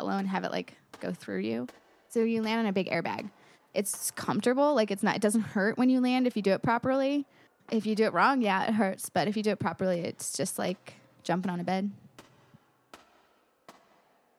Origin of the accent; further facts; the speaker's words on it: St. Louis, Missouri, United States; my goal was to be back by St. Louis because I really wanted to play my hometown